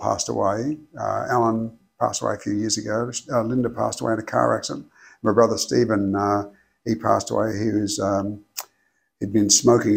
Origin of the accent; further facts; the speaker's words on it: Cairns, Queensland, Australia; also born or lived in Townsville / Brisbane; I'm a Queenslander